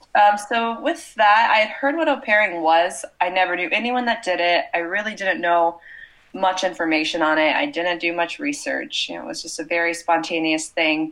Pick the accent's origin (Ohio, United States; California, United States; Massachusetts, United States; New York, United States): Ohio, United States; moved away as an adult; also born or lived in France; I'm from Ohio in the United States.